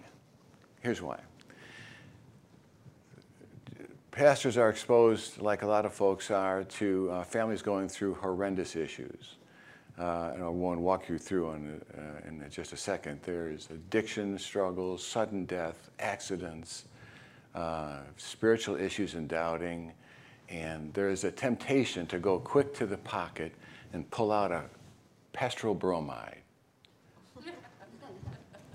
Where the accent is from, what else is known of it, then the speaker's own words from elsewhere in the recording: Chicago, Illinois, United States; now in Florida, United States; I grew up in Chicago, so I'm used to the white Christmas